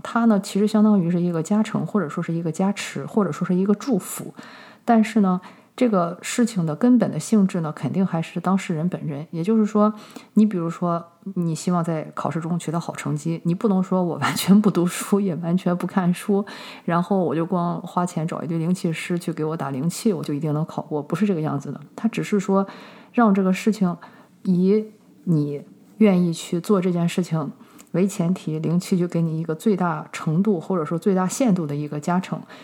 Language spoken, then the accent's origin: Chinese; China; 我们中国人